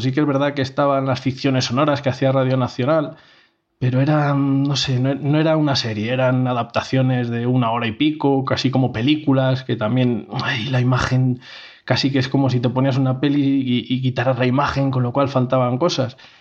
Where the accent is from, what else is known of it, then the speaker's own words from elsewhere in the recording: Segovia, Castile and León, Spain; Somos de Segovia los tres miembros fundadores